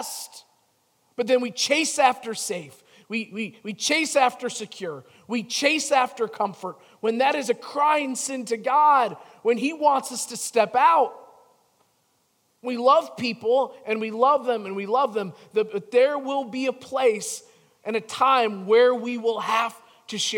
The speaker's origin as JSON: {"language": "English", "town": "Chicago", "region": "Illinois", "country": "United States", "tie": "born or raised there", "said": "growing up in Chicago"}